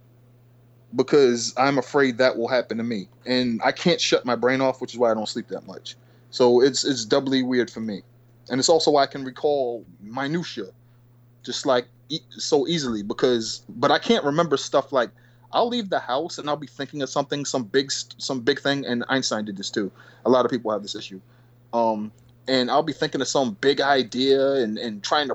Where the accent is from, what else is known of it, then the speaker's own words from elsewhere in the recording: Boston, Massachusetts, United States; my background was growing up in the South End, Lower Roxbury in Boston